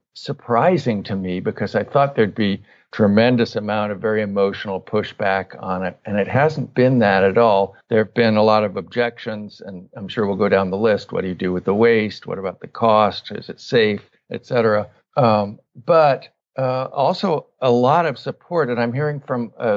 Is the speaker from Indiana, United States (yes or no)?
no; Northern California, United States; So I grew up in Northern California in the 1970s, 60s and 70s.